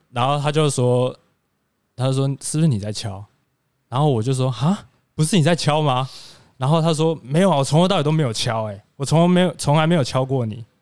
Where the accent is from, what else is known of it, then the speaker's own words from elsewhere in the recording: Pingtung County, Taiwan; moved away as an adult; now in Taoyuan, Taiwan; 我是一个来自屏东的